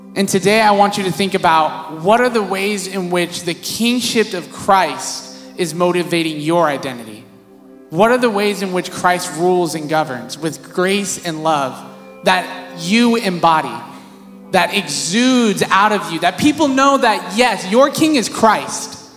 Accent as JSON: {"language": "English", "town": "Visalia", "region": "California", "country": "United States", "tie": "born or raised there", "also_born_or_lived": "San Diego", "said": "I grew up in Visalia"}